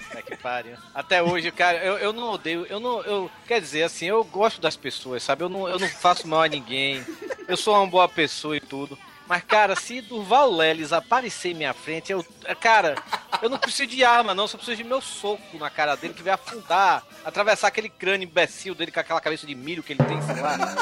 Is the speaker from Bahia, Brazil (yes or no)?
yes; Salvador, Bahia, Brazil; moved away as an adult; now in Fortaleza, Brazil; eu sou baiano, sou lá de Salvador